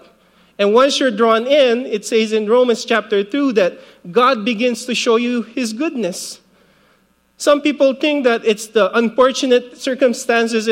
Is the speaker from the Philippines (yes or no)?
yes; Philippines; now in Guam; I grew up in the Philippines. Well, I was born in the Philippines, 1975